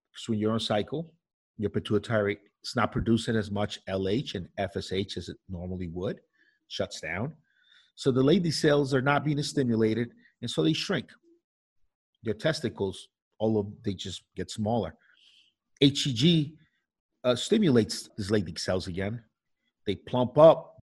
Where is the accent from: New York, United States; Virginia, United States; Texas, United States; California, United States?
New York, United States; I grew up in New York